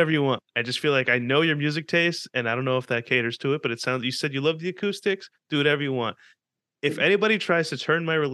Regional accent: Cleveland, Ohio, United States; I'm like no, we're from Cleveland.

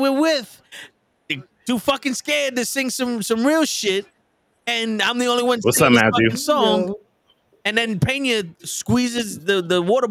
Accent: New York City, New York, United States; I'm from the Bronx.

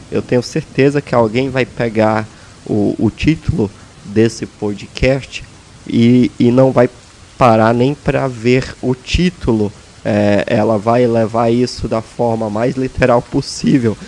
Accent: Brazil; moved away; o meu país de origem, o Brasil

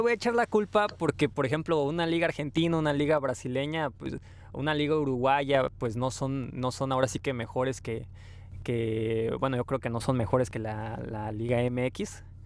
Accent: Mexico; nosotros como buenos mexicanos

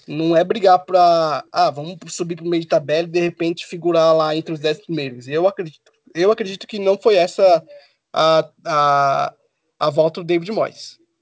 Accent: Brazil; Eu sou brasileiro

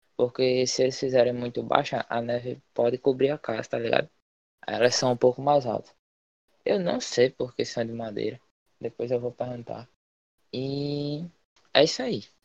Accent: Paraíba, Brazil; moved away as an adult; now in Canada; sou estado da Paraíba, estudo na Sétima Manguape

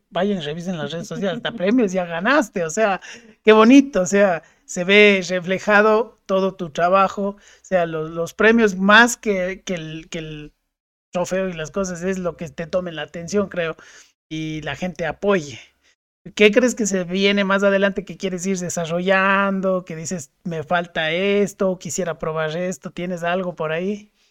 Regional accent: Cuenca, Azuay, Ecuador; accent: Cuenca (cantadito); nuestro cantadito, y de nuestras eses

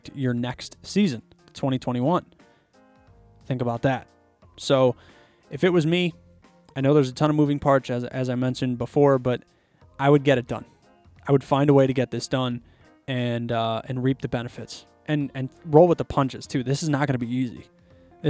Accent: Chicago, Illinois, United States; I'm from Chicago

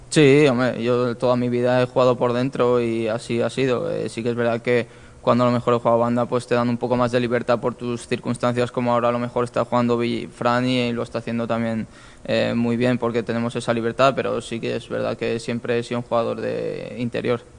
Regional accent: Lleida, Catalonia, Spain; now in Málaga, Spain; yo soy de Lleida y me fui con mi pareja a Lleida a desconectar unos días con la familia

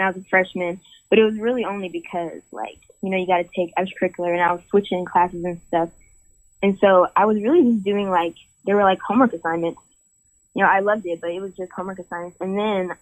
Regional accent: Atlanta, Georgia, United States; I'm from Atlanta, Georgia

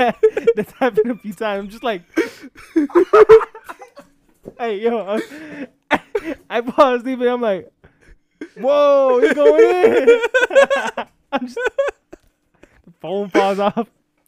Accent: Atlanta, Georgia, United States; we're from Atlanta.

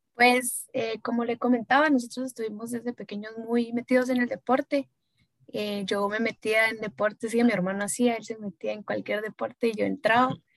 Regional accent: Guatemala; soy guatemalteca

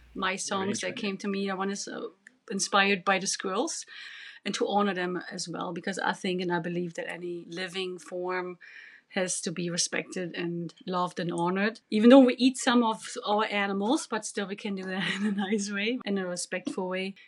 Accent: Germany; English is a second language; moved away as an adult; now in Yukon, Canada; I'm original from East Germany

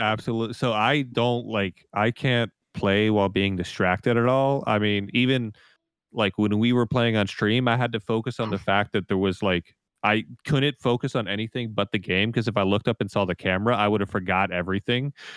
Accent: United States; as an American player

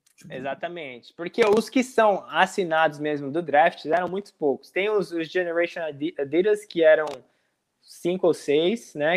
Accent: Brazil; moved away as an adult; also born or lived in Tampa, United States; now in Richmond, United States; tinha voltado pro Brasil, tava com a minha família

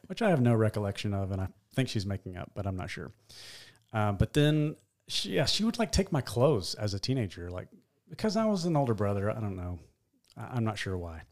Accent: Nashville, Tennessee, United States; I was born in Nashville.

